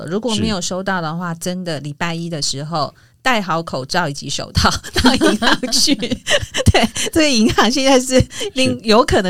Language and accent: Chinese; Taiwan; 因为我我刚刚讲属地的部分是站在我们是台湾人的角度去讲的